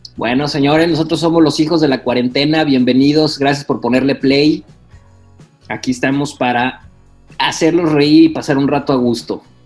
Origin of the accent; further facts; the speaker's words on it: Guadalajara, Jalisco, Mexico; moved away as an adult; also born or lived in Villahermosa / Hermosillo / Querétaro; now in Canada; yo soy de Guadalajara, eh, crecí toda mi vida en Guadalajara